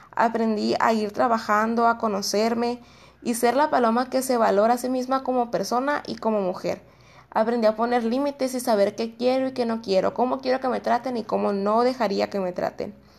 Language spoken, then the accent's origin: Spanish; Mexico; nosotros porque somos esa sociedad mexicana